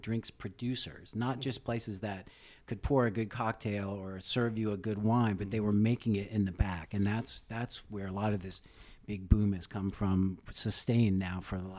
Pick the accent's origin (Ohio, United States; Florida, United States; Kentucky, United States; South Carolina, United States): Ohio, United States; Dayton; now in Pittsburgh, United States; I came from Dayton, Ohio, and people felt sorry for me coming to Pittsburgh.